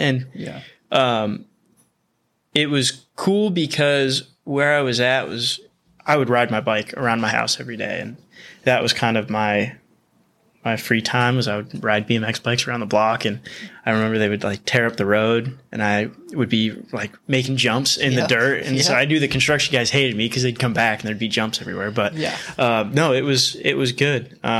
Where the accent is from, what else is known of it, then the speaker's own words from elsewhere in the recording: Whittier, California, United States; Whittier, yep.